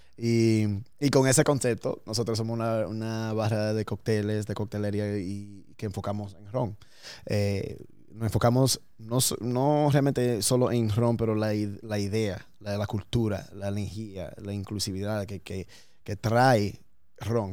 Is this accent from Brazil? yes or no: no; New York, United States; born or raised there